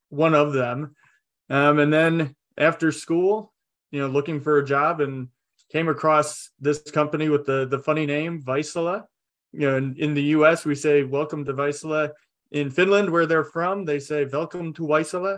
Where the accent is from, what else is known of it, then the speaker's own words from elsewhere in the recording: north of Detroit, Michigan, United States; moved away as an adult; also born or lived in Oklahoma; now in Colorado, United States; growing up in Michigan, just a little bit north of Detroit